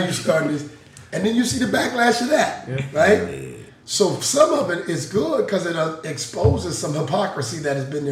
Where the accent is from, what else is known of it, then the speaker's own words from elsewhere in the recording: Seattle, Washington, United States; I grew up in Seattle